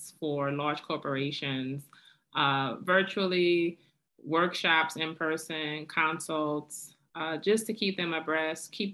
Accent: New Orleans, Louisiana, United States; now in Atlanta, United States; I am born and raised in New Orleans

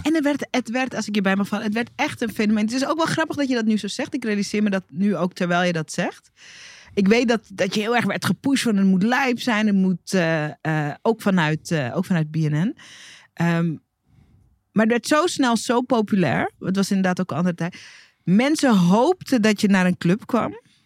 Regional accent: Hoorn, North Holland, Netherlands; ik, die in Horen opgroeide

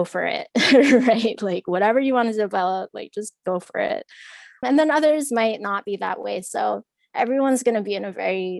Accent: Hawaii, United States; growing up in Hawaii

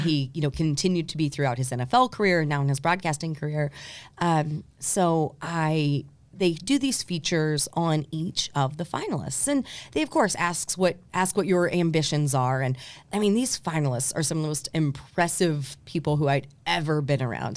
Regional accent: New Albany, Indiana, United States; also born or lived in Louisville, Kentucky / Terre Haute, Indiana; I was actually born in Louisville, Kentucky, but raised in New Albany, Indiana

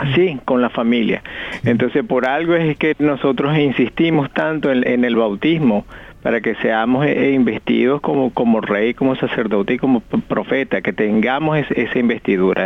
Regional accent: Venezuela; moved away; mi pueblo allá en Venezuela

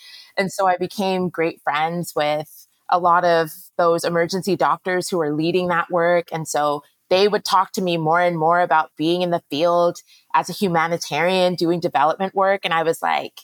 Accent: Canada; also born or lived in Middle East; now in Ghana; I was born in Canada, which meant that by that point, both of my parents had left Ghana

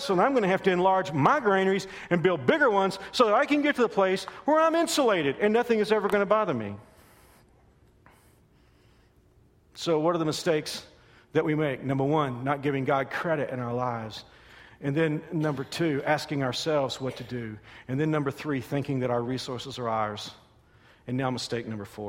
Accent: Texas, United States; When I was a little boy, growing up in Texas

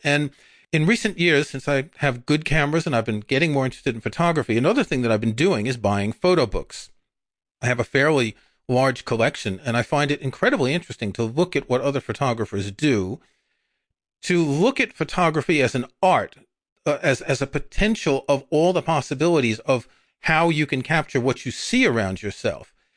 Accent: New York, United States; moved away; I grew up in New York.

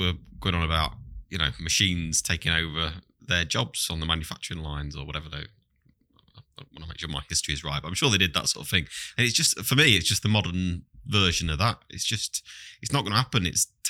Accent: East Midlands, United Kingdom; I'm also from Lincolnshire.

